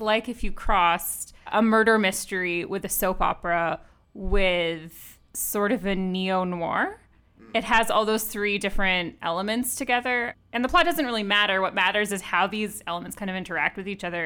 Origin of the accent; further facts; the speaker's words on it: Boston, Massachusetts, United States; moved away; I'm originally from Boston